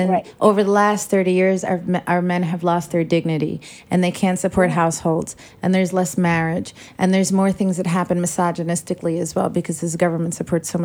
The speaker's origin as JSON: {"language": "English", "country": "Sudan"}